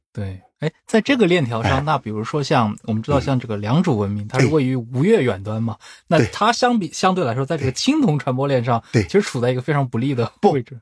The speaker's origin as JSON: {"language": "Chinese", "country": "China", "said": "作为中国人嘛，那嗯。从小接受教育"}